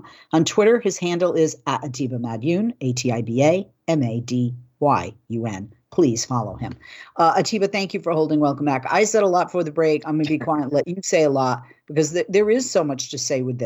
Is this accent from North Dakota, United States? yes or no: no; Boston, Massachusetts, United States; now in Los Angeles, United States; I grew up in Massachusetts